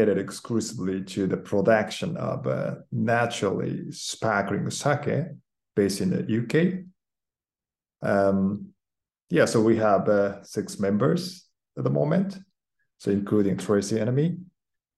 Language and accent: English; Kyoto, Japan; moved away as an adult; now in London, United Kingdom; I was born in Japan, grew up in Kyoto, okay, surrounded by beautiful nature